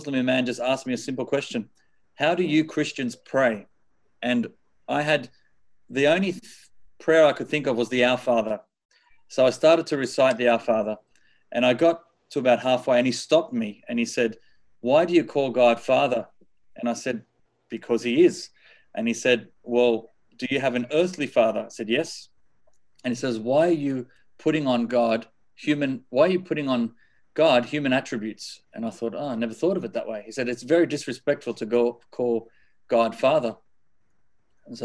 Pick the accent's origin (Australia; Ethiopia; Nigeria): Australia; Sydney, New South Wales; I was born here in Sydney, Australia. And we were raised I think in the early days as a normal Catholic family.